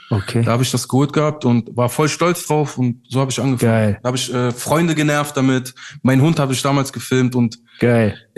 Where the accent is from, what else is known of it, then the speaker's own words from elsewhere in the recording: Turkey; ich war 25 Jahre alt, ja. Yeah. habe als Türke bei McDonald's gearbeitet